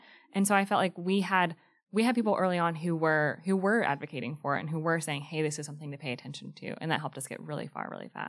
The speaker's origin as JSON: {"language": "English", "town": "Greensboro", "region": "North Carolina", "country": "United States", "said": "Greensboro, North Carolina."}